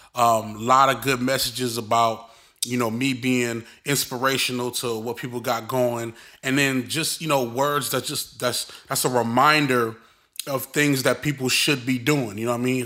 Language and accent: English; Brooklyn, New York, United States; me growing up in Brooklyn